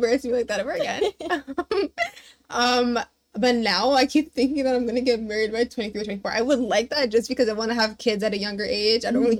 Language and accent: English; Mississauga, Ontario, Canada; I was raised in Mississauga, and, like, I was born here, so growing up, I was literally just white people.